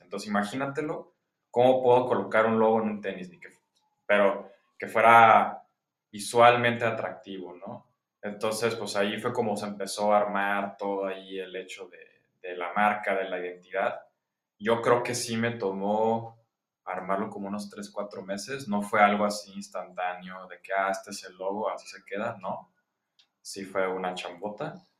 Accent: Guadalajara, Jalisco, Mexico; soy ingeniero industrial, soy de Guadalajara, ya treintón

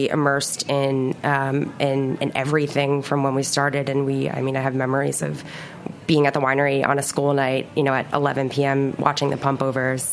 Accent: North Fork, Long Island, New York, United States; North Fork

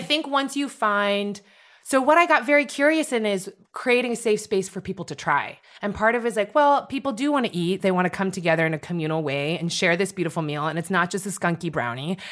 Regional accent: San Francisco Bay Area, California, United States; moved away as an adult; also born or lived in Philadelphia; now in New York, United States; I'm from the San Francisco Bay Area

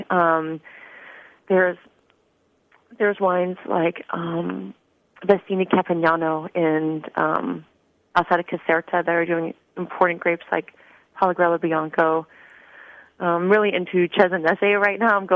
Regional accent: Northern California, United States; I'm from Northern California, so I um, I grew up in wine country, not even knowing it was wine country

